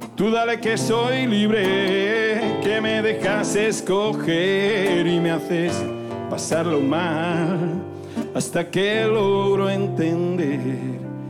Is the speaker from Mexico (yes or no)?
no; Zafra, Extremadura, Spain; en mi pueblo hay unas sartenes que flipan